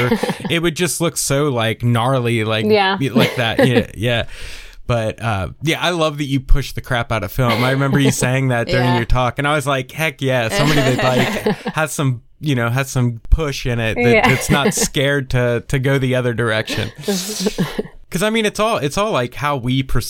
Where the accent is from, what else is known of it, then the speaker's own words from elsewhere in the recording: East Coast, United States; now in Tennessee, United States; Because I grew up on the East Coast, you know, I was 3 hours away from the beach my whole life, and being stuck in Tennessee now